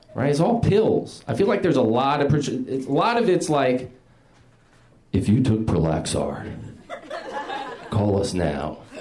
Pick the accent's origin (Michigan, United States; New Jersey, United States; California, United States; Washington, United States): New Jersey, United States; West New York; I grew up in West New York, New Jersey